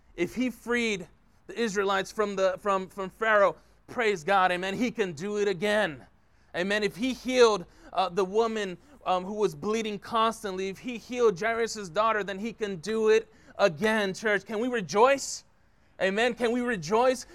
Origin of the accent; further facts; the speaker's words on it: San Francisco, California, United States; now in Concord, United States; born and raised in San Francisco